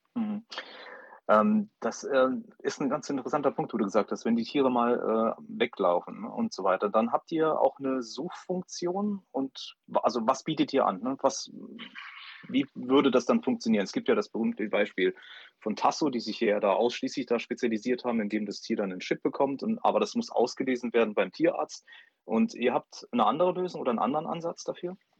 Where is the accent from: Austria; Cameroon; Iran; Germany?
Germany; Saarbrücken, Saarland; ich bin äh, in, in Saarbrücken geboren und ähm, ich bin mal weggezogen, aber bin dann wieder hergekommen